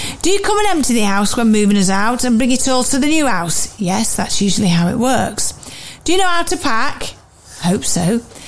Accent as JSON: {"language": "English", "town": "Wellingborough", "region": "East Midlands", "country": "United Kingdom", "said": "I'm from Wellingborough in Northamptonshire, where they make shoes, which is what we're most famous for."}